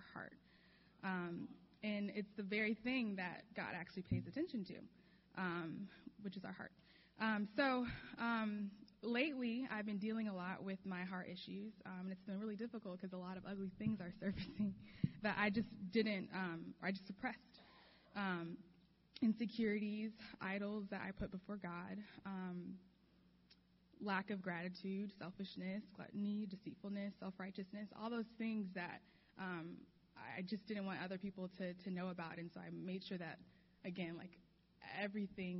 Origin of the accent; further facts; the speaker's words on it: Chicago, Illinois, United States; now in Los Angeles, United States; I'm from Chicago. I grew up there